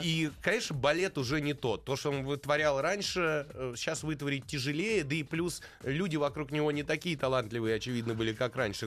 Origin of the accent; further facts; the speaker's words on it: Russia; мы из России